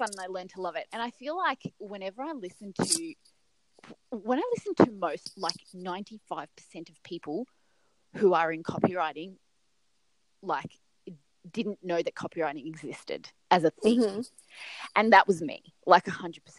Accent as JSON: {"language": "English", "country": "Serbia", "moved": "as an adult", "said": "I'm from Serbia, not Siberia, Serbia"}